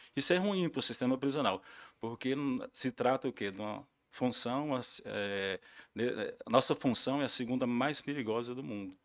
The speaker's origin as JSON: {"language": "Portuguese", "town": "Porangatu", "region": "Goiás", "country": "Brazil", "said": "eu sou de Porangatu, trabalhei muito tempo fora"}